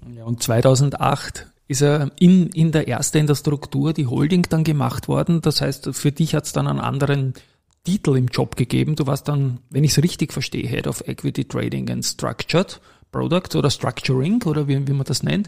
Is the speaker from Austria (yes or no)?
yes; Austria